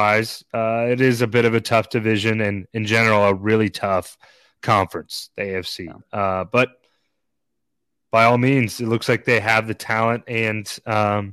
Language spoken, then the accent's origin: English; Fresno, California, United States; I'm from Fresno, California